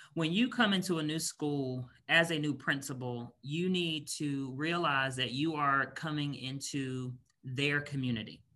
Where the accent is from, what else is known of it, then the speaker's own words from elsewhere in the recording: Raleigh, North Carolina, United States; moved away as an adult; also born or lived in Washington, D.C. area / Northern Virginia; now in Kentucky, United States; I'm originally from Raleigh, North Carolina. So, born and raised in North Carolina.